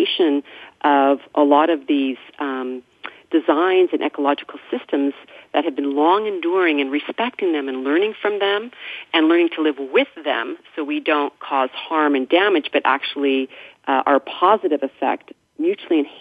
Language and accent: English; Mendocino County, California, United States; growing up in Mendocino County